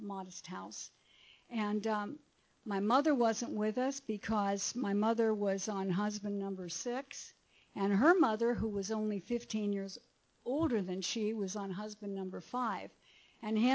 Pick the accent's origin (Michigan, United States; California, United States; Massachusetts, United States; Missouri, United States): California, United States; Pomona; also born or lived in Akron, Ohio; now in Laguna Beach, United States; they brought me to California on a train. And we settled in Pomona